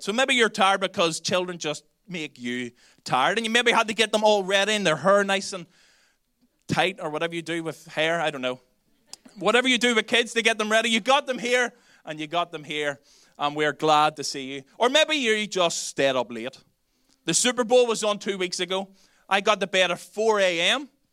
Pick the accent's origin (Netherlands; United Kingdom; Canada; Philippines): United Kingdom; Belfast, Northern Ireland; accent: Belfast; now in Dublin, Ireland; my Belfast accent